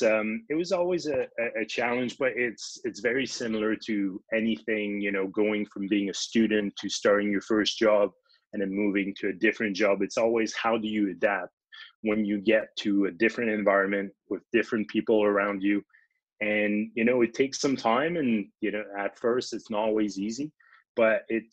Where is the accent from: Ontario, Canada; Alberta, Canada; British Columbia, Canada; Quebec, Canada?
Quebec, Canada; Lac-Poulin; first language French; English is a second language; moved away as an adult; also born or lived in Montreal; now in Toronto, Canada; So I grew up in a very small place called Lac Poulain, Quebec. I grew up in a medical family where most of my parents are also in the medical profession.